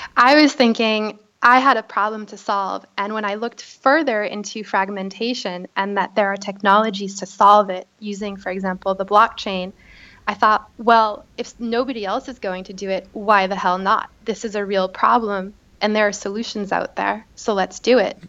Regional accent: Boston, Massachusetts, United States; moved away as an adult; also born or lived in Beirut; now in Paris, France; I was raised and I lived there my whole life

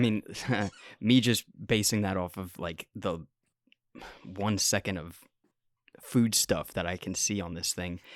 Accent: United States; I'm from America

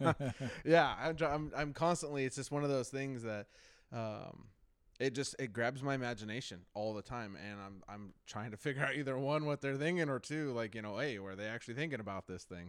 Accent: Marysville, Washington, United States; also born or lived in Alaska; here when I was six months old to Old Marysville, Washington, and I have never left

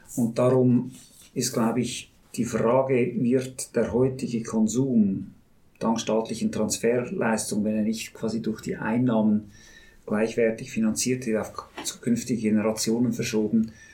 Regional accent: Switzerland; wir Schweizer und Schweizerinnen

